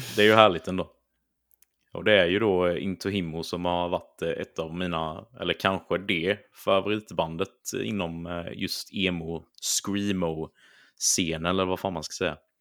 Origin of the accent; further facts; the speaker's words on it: Småland, Sweden; accent: Småländska; mitt härliga småländska uttal